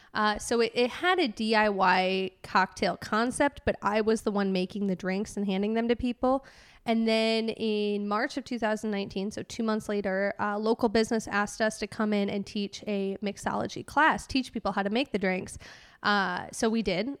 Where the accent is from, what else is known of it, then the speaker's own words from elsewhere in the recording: Chicago suburbs, Illinois, United States; moved away as an adult; also born or lived in University of Wisconsin; now in Nashville, United States; I grew up in the Chicago suburbs in, uh, about forty-five minutes west of Chicago